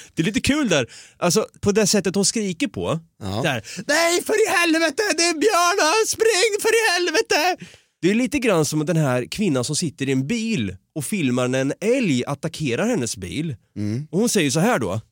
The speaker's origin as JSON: {"language": "Swedish", "town": "Norrköping", "region": "Östergötland", "country": "Sweden", "moved": "yes", "lives_now": "Stockholm, Sweden", "said": "Vi är ju från Norrköping. Jag eh, har ju gått runt där i Vrinnebyskogen då mm. som skogen heter, som ligger närmast det område jag bor"}